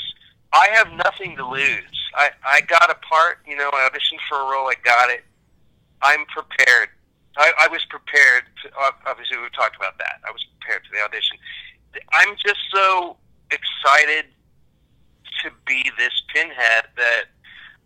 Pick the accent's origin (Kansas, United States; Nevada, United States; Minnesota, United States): Kansas, United States; now in Dallas, United States; I'm an American from Kansas